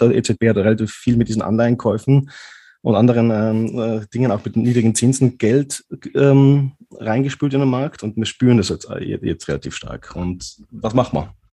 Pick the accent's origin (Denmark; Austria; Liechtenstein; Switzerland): Austria; In Österreich machen wir das so